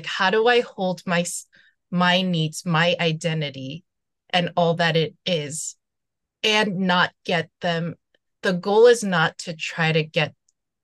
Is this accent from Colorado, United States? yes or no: no; New York City, New York, United States; moved away as an adult; also born or lived in Seoul, South Korea; now in Los Angeles, United States; I'm originally from Seoul, but then I grew up in New York City